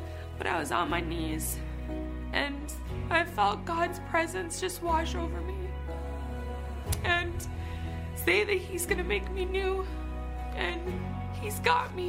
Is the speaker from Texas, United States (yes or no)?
no; Jim Falls, Wisconsin, United States; I was born and raised in Jim Falls